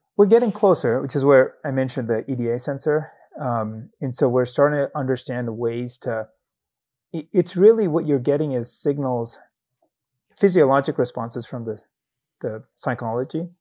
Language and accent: English; Zambia; moved away as an adult; I grew up in Zambia in southern Africa. I did medical school there